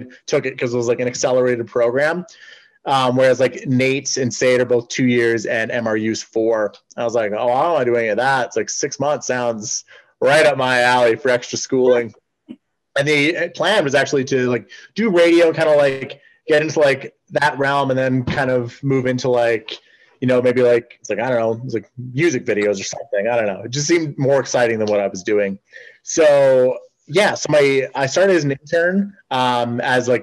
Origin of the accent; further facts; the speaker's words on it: Edmonton, Alberta, Canada; I'm from Edmonton